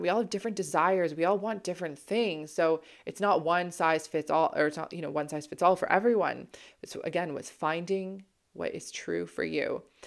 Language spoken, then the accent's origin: English; Toronto, Ontario, Canada; moved away as an adult; also born or lived in Ottawa / British Columbia / London, England; I'm from Toronto